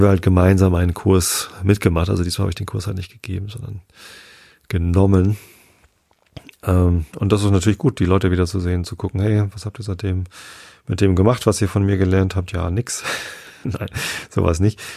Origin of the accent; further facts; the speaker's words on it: Northern Germany, Germany; Wir sind ja beide hier in Norddeutschland aufgewachsen